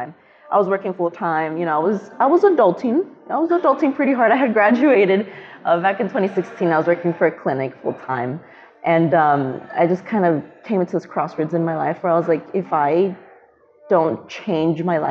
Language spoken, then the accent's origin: English; Miami, Florida, United States; moved away as an adult; also born or lived in Chicago, Illinois / Tampa, Florida; now in Chattanooga, United States; I am from Miami. I was born in Chicago, but then moved down to Miami at the age of 10